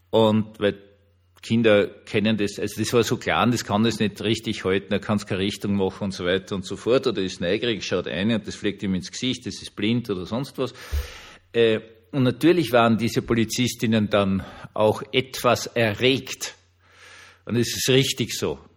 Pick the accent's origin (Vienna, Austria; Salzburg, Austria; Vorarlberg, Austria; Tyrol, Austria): Vienna, Austria; selbst als Wiener weiß ich, dass äh, Berlin zumindest heutzutage kein Hüttendorf an der Spree ist